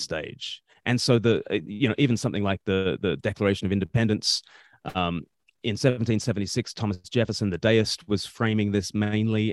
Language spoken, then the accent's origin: English; Australia; moved away; I grew up in Australia